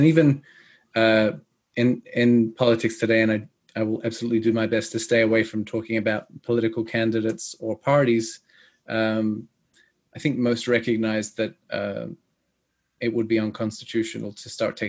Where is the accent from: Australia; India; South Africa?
Australia; I was born and raised in Australia. And my accent is not the most Australian. Most people confuse it for British, but that's because I speak English properly. I was born and raised in Australia